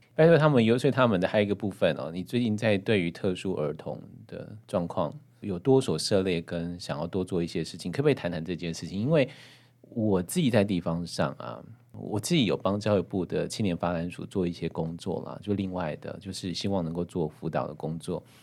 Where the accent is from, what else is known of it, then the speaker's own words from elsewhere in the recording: Hualien County, Taiwan; 我们毕竟是花莲长大的孩子